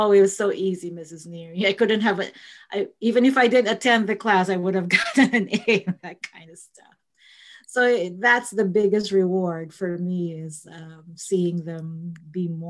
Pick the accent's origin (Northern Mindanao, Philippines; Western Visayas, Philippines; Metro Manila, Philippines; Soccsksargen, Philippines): Metro Manila, Philippines; Manila; born or raised there; moved away as an adult; now in United States